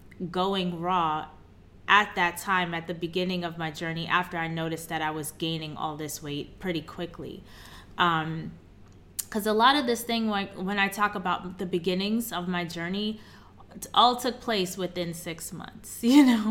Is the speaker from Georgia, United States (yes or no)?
no; New York City, New York, United States; moved away; also born or lived in Chicago; I'm born and raised in Queens, New York